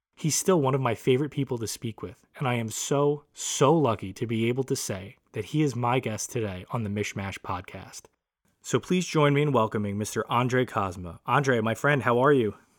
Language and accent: English; New York City, New York, United States; I was from Brooklyn